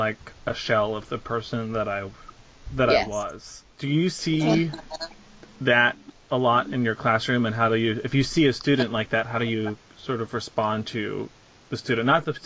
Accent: the South, United States; raised in the South

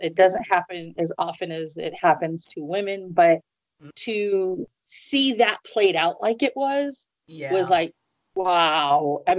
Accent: Midwest, United States; also born or lived in East Coast; And I'm originally from the Midwest, and I lived up and down the coast of East Coast, and I'm like, no.

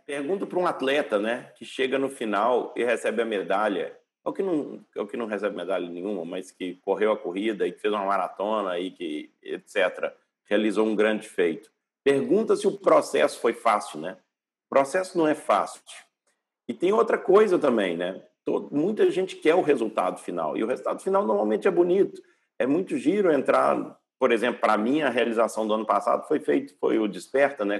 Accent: Brazil; moved away as an adult; also born or lived in Hawaii, United States / Canada / Switzerland; now in Portugal; Nasci no Brasil, morei no Brasil até os meus, sei lá, 12 anos

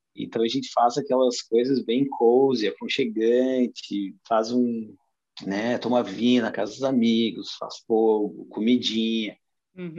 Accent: Brazil; moved away as an adult; also born or lived in Balneário Camboriú, Brazil / Alaska, United States / Australia; now in Norway; eu nunca tinha saído do Brasil

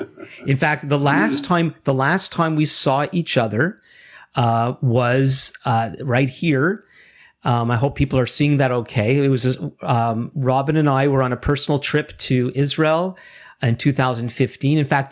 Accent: Canada; I'm Jewish Canadian

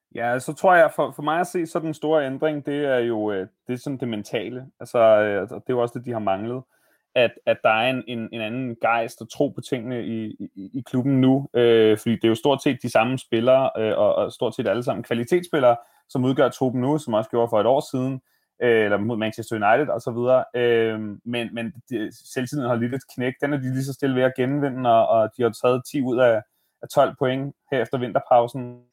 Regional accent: Bornholm, Capital Region of Denmark, Denmark; now in Copenhagen, Denmark; da jeg så flyttede fra Bornholm, hvor jeg er vokset op

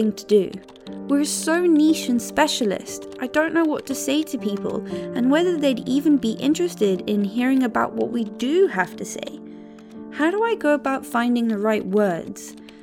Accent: South Africa; the mountains where I grew up in South Africa

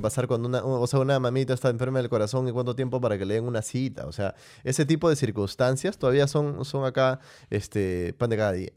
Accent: Peru; como peruano

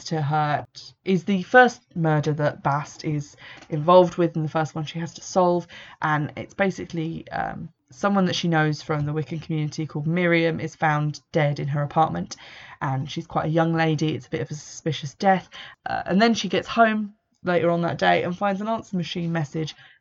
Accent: England, United Kingdom; an English person who's into paganism

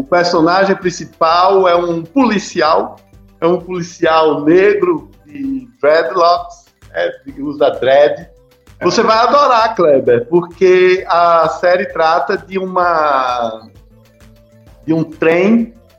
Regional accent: Juazeiro, Bahia, Brazil; a terra onde nós estamos, né? Aqui na nossa rua, Quintino Bocaiúva, viva minha terra

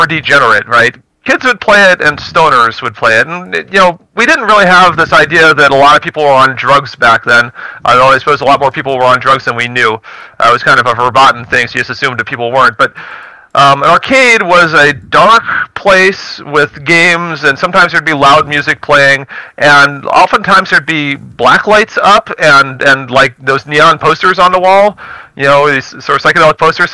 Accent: Baltimore, Maryland, United States; moved away; I was from the Baltimore, D.C. area

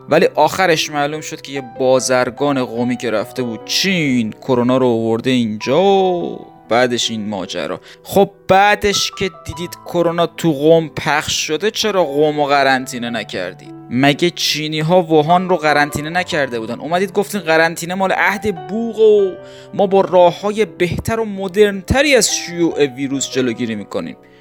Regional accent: Iran; moved away; منی که ایران نیستم هم حداقل از شهر خودم و همشهریام که فوت میشن اطلاع دارم

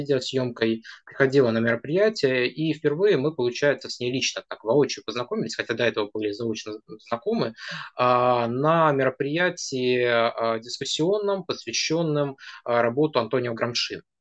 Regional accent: Nizhnevartovsk, Khanty-Mansi Autonomous Okrug, Russia; moved away as an adult; now in Saint Petersburg, Russia; И так вышло, что когда в 2018 году я приехал из Нижневартовска в Санкт-Петербург

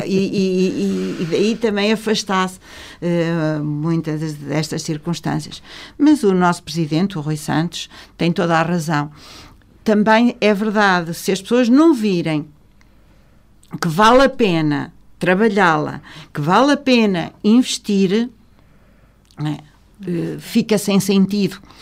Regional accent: Vila Real, Norte, Portugal; nós que somos de Vila Real

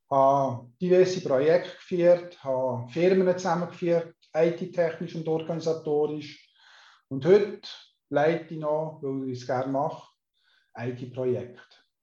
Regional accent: Solothurn, Switzerland; born there; ich bin in Solothurn geboren, 1965, das heisst, ich bin 56, heute 57.

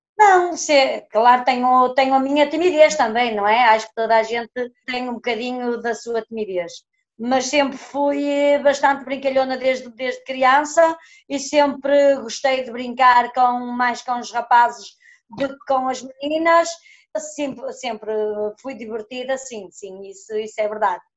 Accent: village near Viana do Castelo, Norte, Portugal; daqui da minha aldeia até Viana

